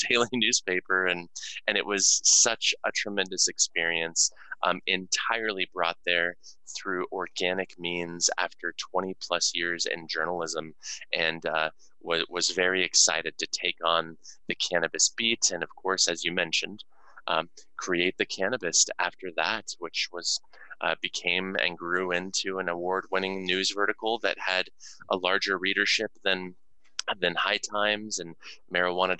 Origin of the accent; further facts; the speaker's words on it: Denver, Colorado, United States; also born or lived in Texas; my hometown